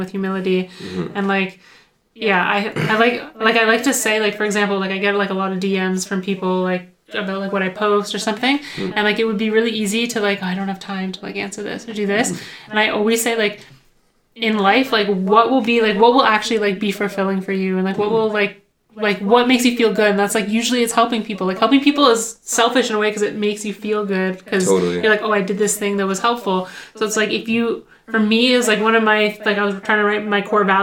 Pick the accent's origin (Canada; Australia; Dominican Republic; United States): Canada; Ottawa, Ontario; I grew up in Ottawa